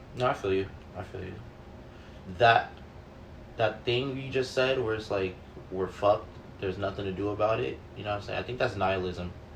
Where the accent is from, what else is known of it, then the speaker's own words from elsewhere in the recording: California, United States; accent: California; my California accent